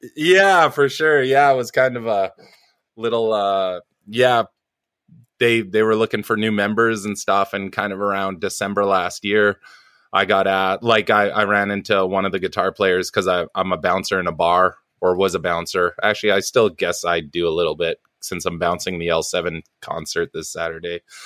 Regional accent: suburbs of Vancouver, British Columbia, Canada; also born or lived in New Westminster; I was born in a town called New Westminster, which used to be the capital of uh BC a long long long time ago in the cowboy days. Um it's like a suburb of Vancouver, and I kind of lived around the uh, Vancouver Island and stuff like that um, till I was six, and then just kind of suburbs of Vancouver

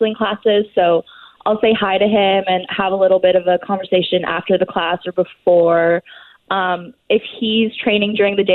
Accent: Toronto, Ontario, Canada; moved away as an adult; now in Portugal; I'm originally from Toronto

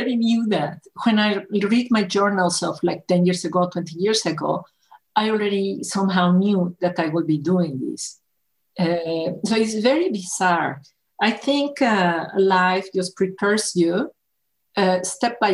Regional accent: Mexico; I was born in Mexico

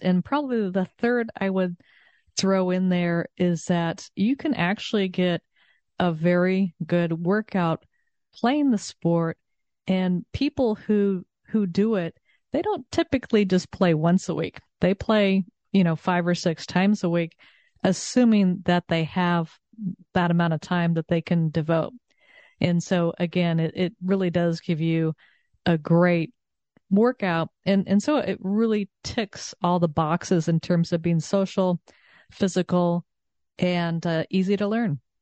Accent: Southern California, United States; also born or lived in Texas; now in Connecticut, United States; I grew up in Southern California and then I lived in Texas for many years

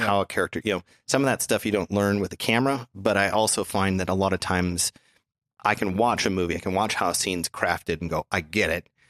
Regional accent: Minnesota, United States; growing up in Minnesota

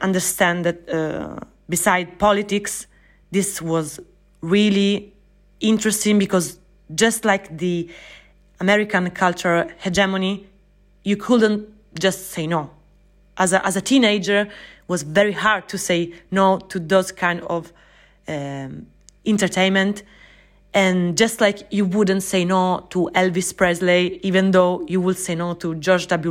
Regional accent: Sicily, Italy; I was born and raised in Sicily

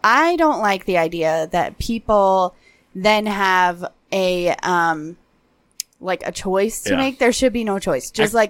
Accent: Albuquerque, New Mexico, United States; So I grew up in Albuquerque. And when I was a young kid, I grew up like downtown.

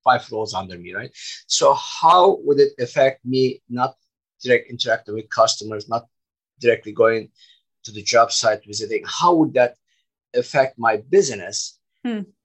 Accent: Turkey; moved away as an adult; now in United States; I'm originally from Turkey, background construction, and I immigrated to the United States 20 years ago.

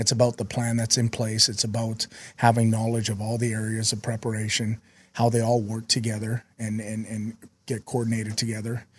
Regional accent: Vancouver, British Columbia, Canada; also born or lived in South Dakota / Utah; now in Minnesota, United States; I'm from Vancouver, so I'm used to a little cold weather.

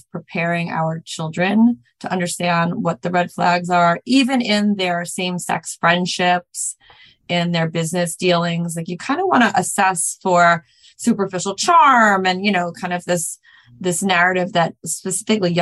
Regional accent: New York, United States; I grew up in New York

